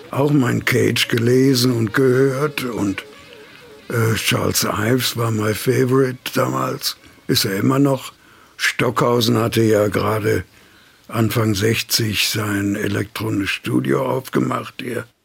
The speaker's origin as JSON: {"language": "German", "town": "Remscheid", "region": "North Rhine-Westphalia", "country": "Germany", "tie": "born or raised there", "said": "Als ich noch in Remscheid, in meiner Heimatstadt, zur Schule ging, habe ich Dixieland und Swingen gespielt versucht, schlecht genug."}